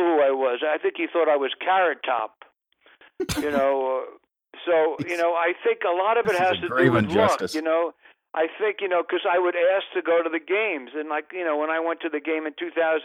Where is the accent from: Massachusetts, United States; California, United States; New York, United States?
New York, United States; now in Los Angeles, United States; I'm a New Yorker